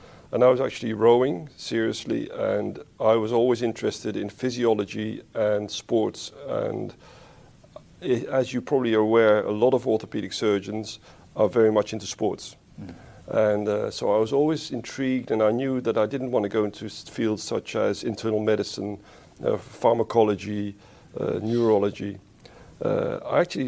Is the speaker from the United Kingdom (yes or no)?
yes; England, United Kingdom; moved away as an adult; also born or lived in Netherlands; I was born in the Netherlands, a small country in Europe, and I grew up there till the age of 8, 9, and my parents moved to England for my father's work